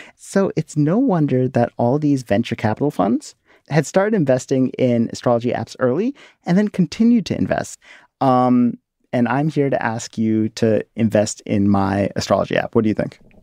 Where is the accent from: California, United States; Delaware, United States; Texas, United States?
Delaware, United States; also born or lived in India; When I first moved to Delaware, kids at my elementary school had all these questions for me about being Indian